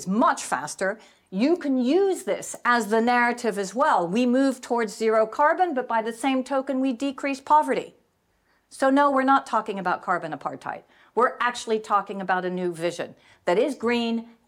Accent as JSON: {"language": "English", "area": "Silicon Valley", "region": "California", "country": "United States", "tie": "born or raised there", "said": "I grew up in Silicon Valley"}